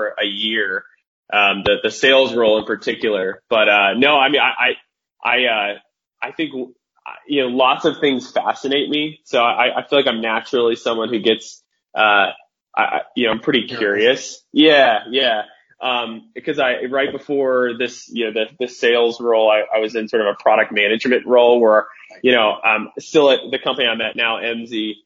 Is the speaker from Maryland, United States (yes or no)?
no; Phoenix, Arizona, United States; moved away as an adult; now in Idaho, United States; I'm from Phoenix originally, up here in Idaho right now, but grew up in Phoenix